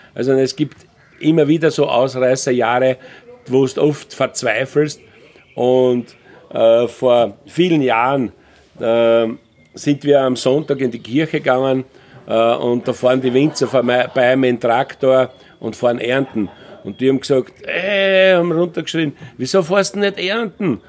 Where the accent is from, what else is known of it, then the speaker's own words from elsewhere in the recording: Austria; bei uns in Österreich